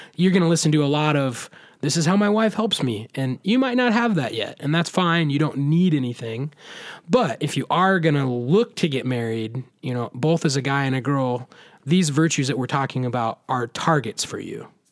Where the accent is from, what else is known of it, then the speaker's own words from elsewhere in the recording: Southeast Iowa, United States; I grew up in Southeast Iowa